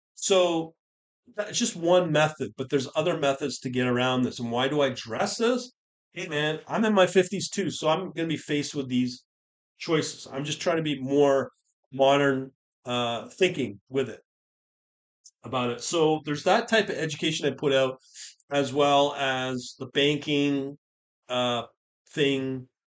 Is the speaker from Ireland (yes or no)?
no; United Kingdom; i am born British